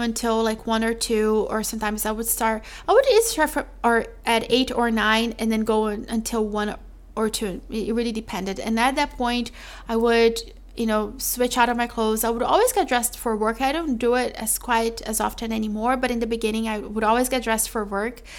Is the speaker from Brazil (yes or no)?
yes; Brazil; moved away; I'm from Brazil.